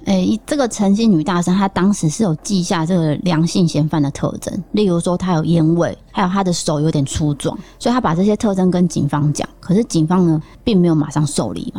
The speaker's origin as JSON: {"language": "Chinese", "country": "Taiwan", "said": "我也是台湾人"}